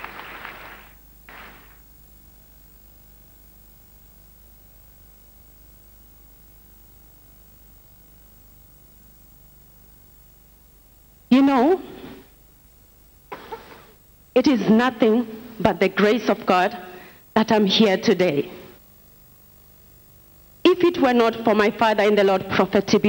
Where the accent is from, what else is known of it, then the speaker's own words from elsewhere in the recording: South Africa; now in Nigeria; I'm from South Africa.